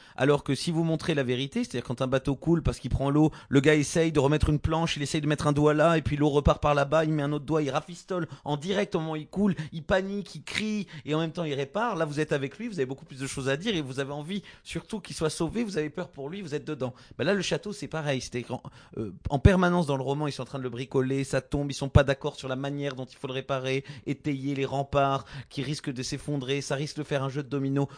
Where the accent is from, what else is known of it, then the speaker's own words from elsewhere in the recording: Gascony, Occitania, France; dans le sud-ouest, les Gascons, là d'où je viens